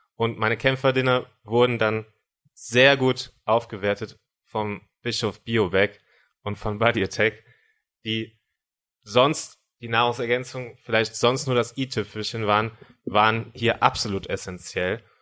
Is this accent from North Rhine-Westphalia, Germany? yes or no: yes; Cologne, North Rhine-Westphalia, Germany; ich komme aus Köln